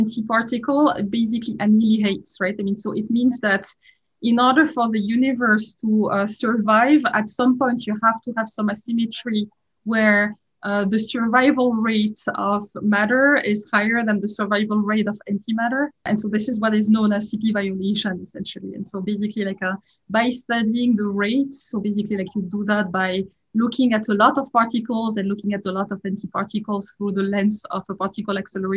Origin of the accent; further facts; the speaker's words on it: France; accent: French; English is a second language; moved away as an adult; you can certainly tell I'm French from my accent. I'm sure it's kind of hard to hide, right? I was born in France.